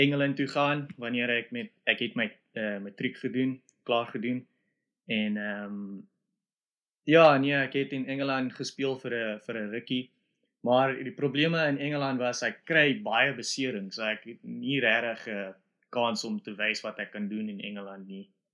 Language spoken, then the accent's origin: Afrikaans; Springs, Gauteng, South Africa; now in Scotland, United Kingdom; ek uh, het groot geword in 'n uh, dorp wat hulle noem Springs. So dit is in Johannesburg